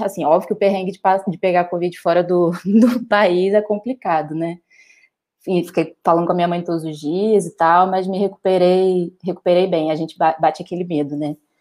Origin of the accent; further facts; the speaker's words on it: Rio de Janeiro, Brazil; moved away as an adult; also born or lived in Porto, Portugal; now in São Paulo, Brazil; Agora estou de volta para o Brasil, estou em São Paulo, mas sou do Rio